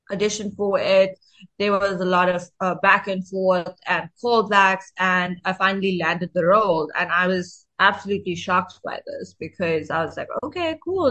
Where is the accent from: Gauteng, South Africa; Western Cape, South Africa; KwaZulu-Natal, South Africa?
KwaZulu-Natal, South Africa; Durban; also born or lived in Johannesburg; my hometown is Durban, KwaZulu Natal.